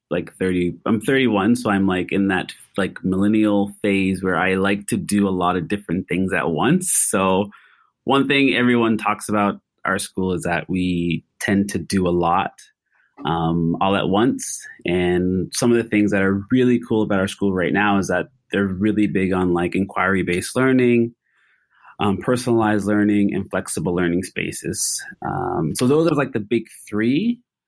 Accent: Nova Scotia, Canada; moved away as an adult; also born or lived in Kuwait; now in Singapore; I am Canadian

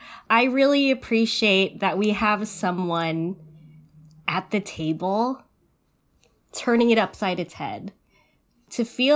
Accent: United States; I am Filipino, and it took years and years of decolonizing my mind and just loving and embracing every part of myself, which is Filipino-American, Filipino in this country.

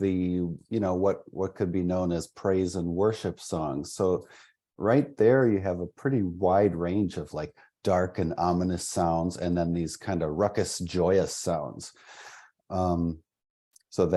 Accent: half hour north of Milwaukee, southeastern Wisconsin, United States; also born or lived in Franklin, Wisconsin; I'm kind of from southeastern Wisconsin, half hour north of Milwaukee. I grew up there

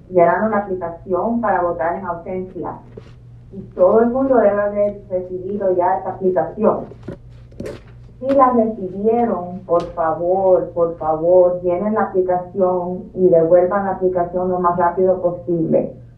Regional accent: Cuba; also born or lived in Virginia; now in Boston, United States; yo nací en Cuba

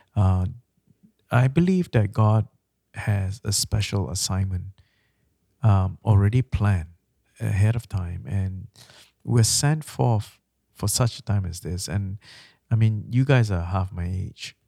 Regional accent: Malaysia; now in Canada; I'm from Malaysia.

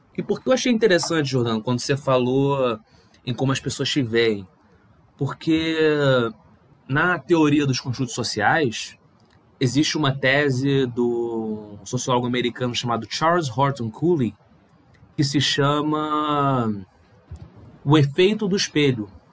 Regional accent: Rio de Janeiro, Brazil; eu nasci no Rio de Janeiro

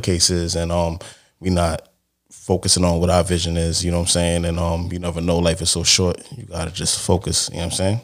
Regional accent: New York City, New York, United States; I'm from Brooklyn, obviously, you know what I'm saying? From Brooklyn, you know the vibes. But, um, from Crown

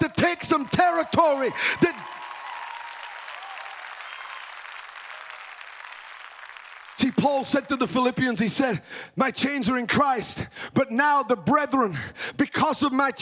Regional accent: United Kingdom; moved away as an adult; now in United States; Now, I'm a British guy, okay? I was born in the U.K.

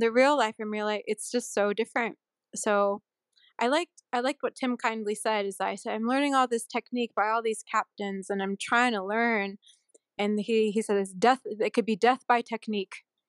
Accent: Sunnyvale, California, United States; also born or lived in Honolulu, Hawaii / Vero Beach, Florida; now in Utah, United States; I'm from a s, a town called Sunnyvale in California

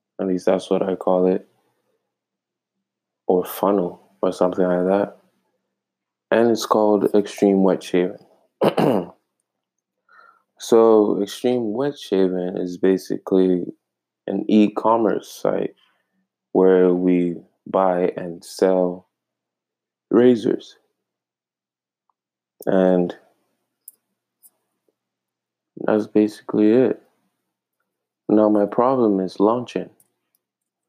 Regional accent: Ghana; moved away as an adult; now in Michigan, United States; I'm straight from Ghana. Ghana, West Africa.

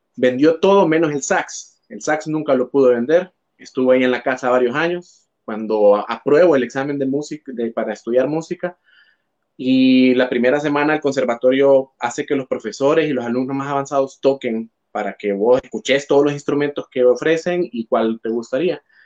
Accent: Tegucigalpa, Francisco Morazán, Honduras; soy hondureño, orgullosamente de la capital

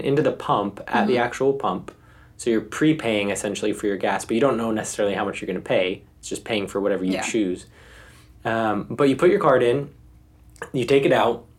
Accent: United States; also born or lived in Germany; I'm not from here, I'm from the US

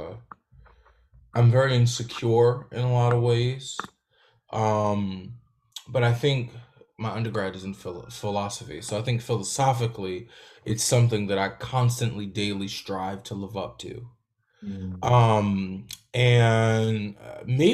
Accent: Newark, New Jersey, United States; also born or lived in Louisiana; I was born in the South, in Louisiana, and raised in Newark

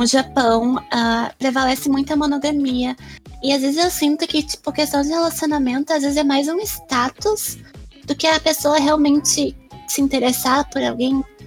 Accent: Brazil; eu sou brasileira

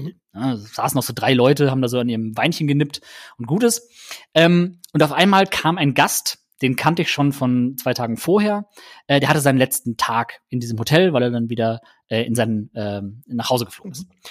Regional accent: Germany; bei uns in Deutschland

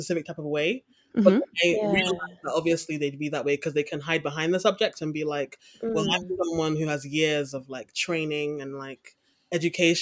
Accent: Croydon, London, United Kingdom; moved away as an adult; now in Aberdeen, United Kingdom; I grew up in a place called Croydon in South London

